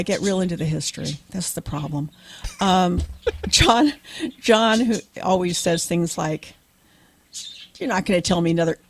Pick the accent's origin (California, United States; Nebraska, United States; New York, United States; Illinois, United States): California, United States; Berkeley; born there; also born or lived in Reno / Tehran; I was born in Berkeley, and then we moved to Reno.